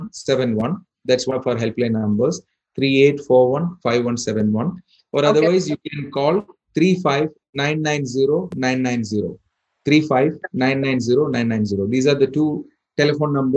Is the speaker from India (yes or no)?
yes; India; moved away as an adult; now in Bahrain; I'm born and brought up in India, and I lived here for 22 years.